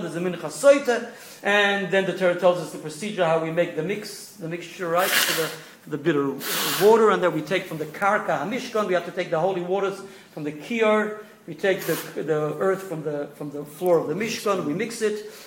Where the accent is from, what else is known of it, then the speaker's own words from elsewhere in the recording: New York City, New York, United States; now in Melbourne, Australia; So I was born in East New York.